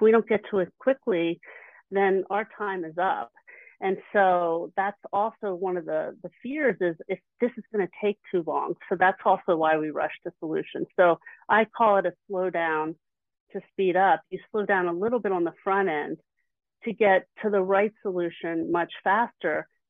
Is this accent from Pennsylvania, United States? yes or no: yes; Philadelphia, Pennsylvania, United States; I'm from the Philly area